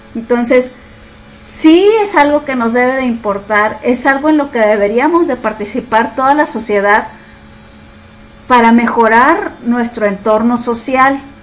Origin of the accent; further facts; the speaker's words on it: Nuevo León, Mexico; tenemos como mexicanos